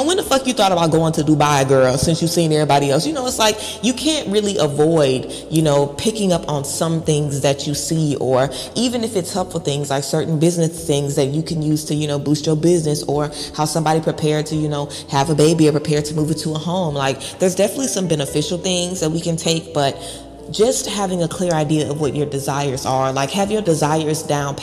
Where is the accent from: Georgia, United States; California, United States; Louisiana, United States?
Louisiana, United States; Baton Rouge; moved away; I'm from the hood, okay? I'm from Baton Rouge, Louisiana.